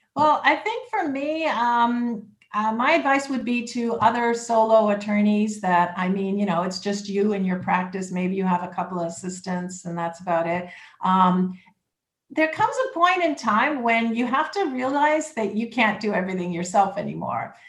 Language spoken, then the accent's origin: English; Toronto, Ontario, Canada; moved away as an adult; now in Lake Worth Beach, United States; I'm originally from Toronto, Canada, and came here in 2005